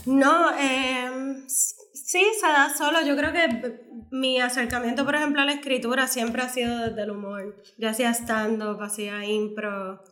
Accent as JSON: {"language": "Spanish", "country": "Puerto Rico", "said": "yo me siento bien puertorriqueña y con una identidad bien fuerte"}